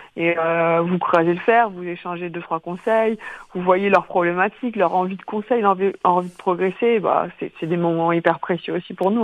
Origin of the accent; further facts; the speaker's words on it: Quimper, Brittany, France; now in Orléans, France; Je suis originaire de Quimper, donc euh, Finistère Sud.